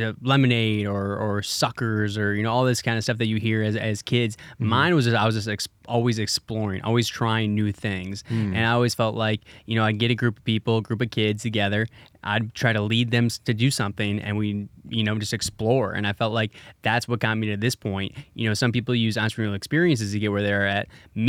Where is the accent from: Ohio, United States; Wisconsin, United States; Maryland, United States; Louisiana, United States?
Wisconsin, United States; So I grew up in Wisconsin.